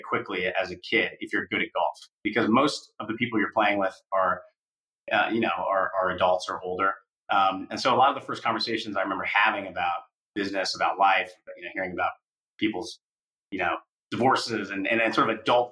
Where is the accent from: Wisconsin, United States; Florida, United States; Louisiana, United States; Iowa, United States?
Iowa, United States; Iowa City; moved away; I grew up in Iowa City, Iowa